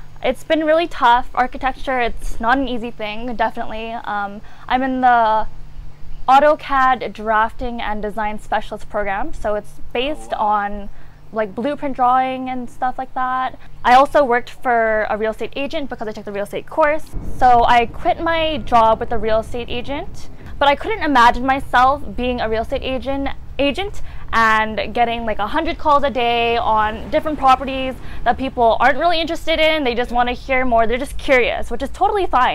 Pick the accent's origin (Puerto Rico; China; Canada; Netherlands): Canada; Vancouver, British Columbia; Vancouver, Canada.